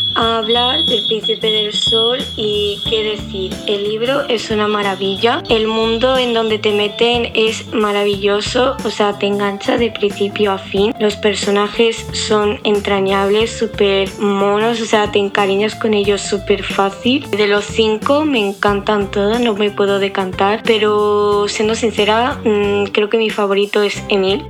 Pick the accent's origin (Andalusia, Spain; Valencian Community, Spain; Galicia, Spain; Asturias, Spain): Andalusia, Spain; Almería; de Almería, España